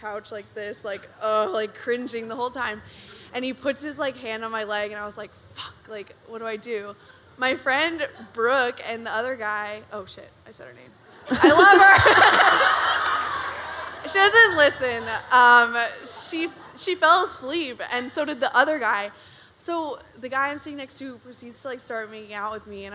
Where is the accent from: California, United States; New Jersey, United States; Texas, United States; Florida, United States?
New Jersey, United States; moved away; I'm a grad student. I'm from New Jersey